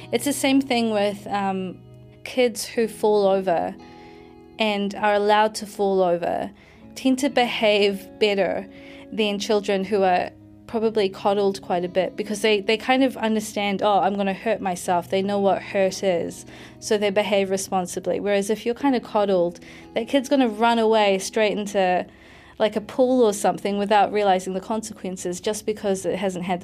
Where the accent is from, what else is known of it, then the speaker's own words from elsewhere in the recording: New Zealand; moved away as an adult; also born or lived in United Kingdom; I'm mixed race, but I'm also a New Zealander, but I come from families which are very protective about their daughters.